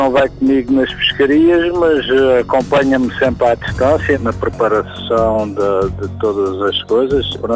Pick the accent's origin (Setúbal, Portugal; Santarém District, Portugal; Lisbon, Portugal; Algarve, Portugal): Algarve, Portugal; sou algarvio, os algarvios de natureza são homens do mar habituados a, a estas coisas.